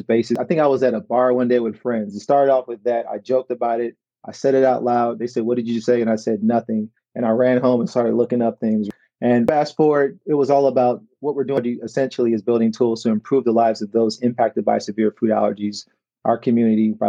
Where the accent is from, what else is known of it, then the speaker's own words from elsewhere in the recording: Chicago, Illinois, United States; moved away as an adult; now in Detroit, United States; I currently live in Detroit, Michigan, where our company is based. I'm from Chicago, Illinois